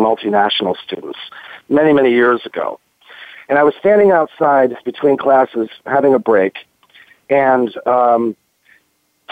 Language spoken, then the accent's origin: English; United States; moved away as an adult; as an American